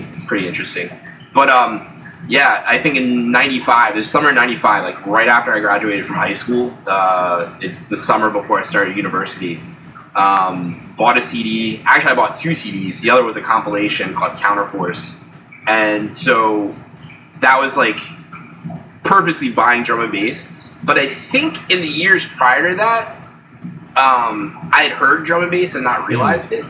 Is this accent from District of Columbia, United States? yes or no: yes; Washington, District of Columbia, United States; moved away as an adult; now in Boston, United States; I'm originally from the Washington, D.C. area, where I grew up and lived